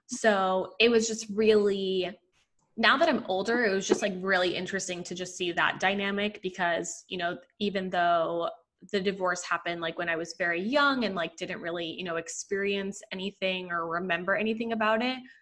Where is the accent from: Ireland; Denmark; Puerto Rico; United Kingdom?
Puerto Rico; also born or lived in Paterson, New Jersey; I was three and my sister was eight when we moved to Puerto Rico.